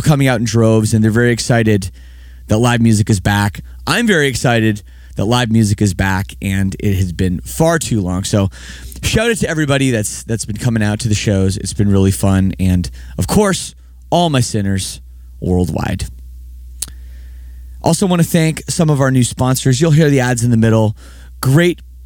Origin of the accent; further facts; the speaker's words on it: Toronto, Ontario, Canada; moved away as an adult; now in Windsor, Canada; I'm from Toronto area originally. I've lived in Windsor for 3 years.